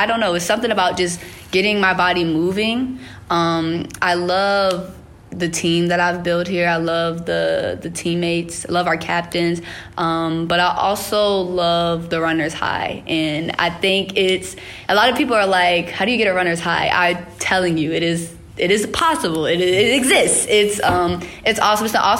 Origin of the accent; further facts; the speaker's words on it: Richmond, Virginia, United States; moved away as an adult; also born or lived in Greenbrier County, West Virginia; I have two hometowns. I was born in Greenbrier County, West Virginia, and then moved to Richmond, Virginia